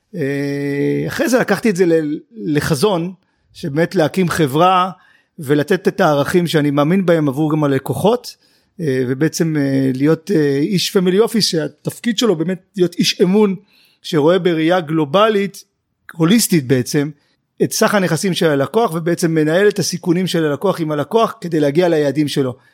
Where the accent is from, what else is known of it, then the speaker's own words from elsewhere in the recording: Tel Aviv, Tel Aviv District, Israel; גדלתי אה, עם אימא שלי בדרום תל אביב